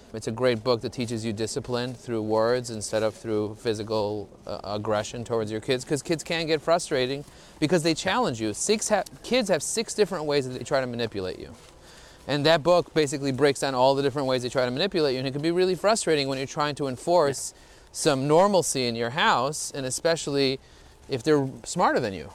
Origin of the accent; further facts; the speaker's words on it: New York City, New York, United States; I grew up in Borough Park, and still, even in Borough Park, there was a lot of anti Semitism.